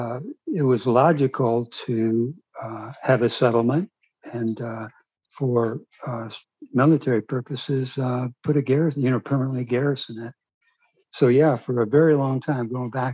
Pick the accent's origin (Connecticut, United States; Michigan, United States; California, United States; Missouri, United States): Michigan, United States; I'm from Michigan.